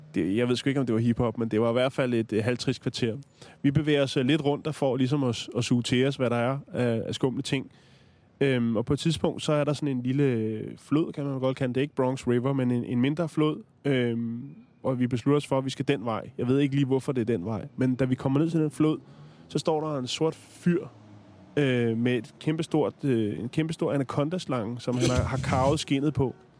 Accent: Denmark; vi kommer fra Danmark

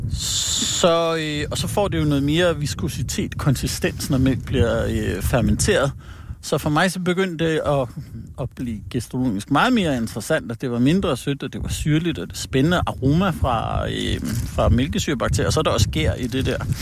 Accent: Allerød, Capital Region of Denmark, Denmark; moved away as an adult; also born or lived in Hillerød; now in Jutland, Denmark; Jeg er født i Hillerød og vokset op i Allerød, over på Sjælland

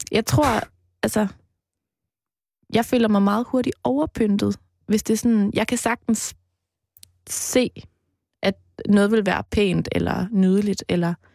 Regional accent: Mols, Central Denmark Region, Denmark; moved away; jeg voksede op ude på Mols, på landet

